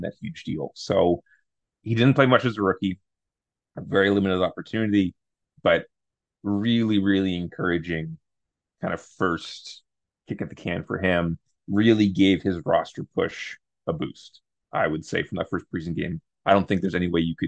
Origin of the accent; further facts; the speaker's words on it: Canada; we're Canadian